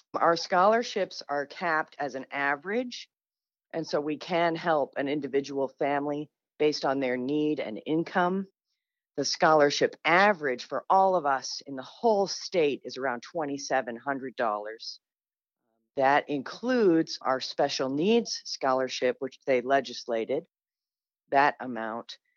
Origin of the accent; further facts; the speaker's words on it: Manchester, New Hampshire, United States; I'm from Manchester, I grew up a free, reduced lunch kid, you know, in a, kind of a poor neighborhood